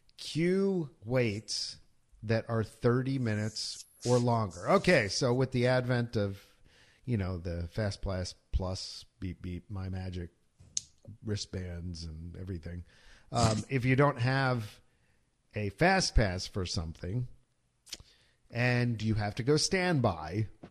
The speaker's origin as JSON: {"language": "English", "town": "Philadelphia", "region": "Pennsylvania", "country": "United States", "tie": "born or raised there", "said": "growing up in Philadelphia."}